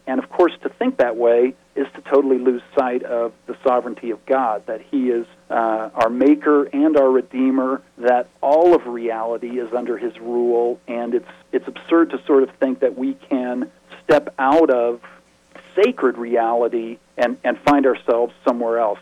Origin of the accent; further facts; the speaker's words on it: the West, United States; I'm from the West